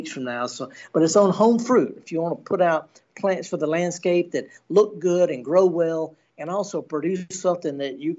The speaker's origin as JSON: {"language": "English", "town": "Indianola", "region": "Mississippi", "country": "United States", "tie": "born or raised there"}